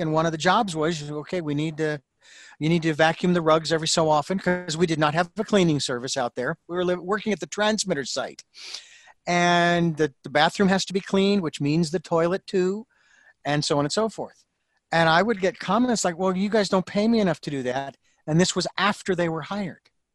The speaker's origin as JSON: {"language": "English", "town": "Phoenix", "region": "Arizona", "country": "United States", "tie": "born or raised there", "moved": "as an adult", "lives_now": "Santa Barbara, United States", "said": "Phoenix, which is my hometown"}